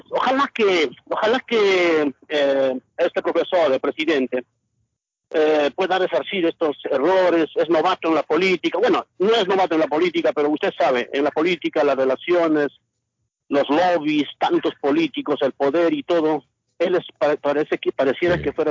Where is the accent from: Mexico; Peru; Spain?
Peru; como peruano me indigna que muchas veces nosotros de lejos criticamos, pero hay que estar allá siquiera unos cuatro, cinco, seis meses para saber la realidad de nuestro Perú.